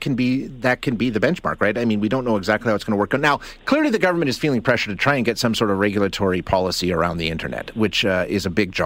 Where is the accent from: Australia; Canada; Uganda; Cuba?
Canada; Alberta; I'm almost 50 years old, born and raised in Alberta